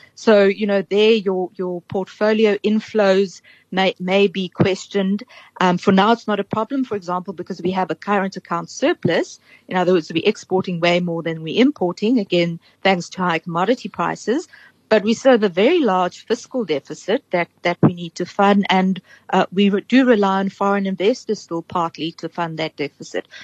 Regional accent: South Africa; also born or lived in Cape Town; as a South African

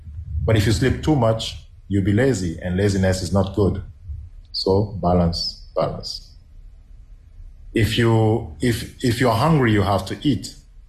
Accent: DR Congo; first language Swahili; English is a second language; Okay, so Yote is in Kiswahili. I'm Swahili speaking from South Congo.

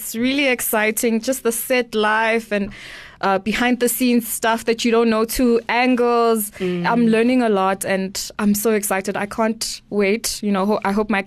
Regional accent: Eswatini; I'm from Swaziland

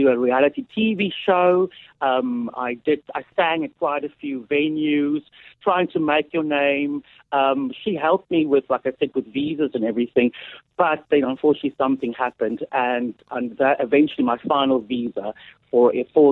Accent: Oudtshoorn, Western Cape, South Africa; moved away as an adult; also born or lived in Port Elizabeth (Gqeberha); now in United Kingdom; I was born in Oudtshoorn in 1975, giving my age away.

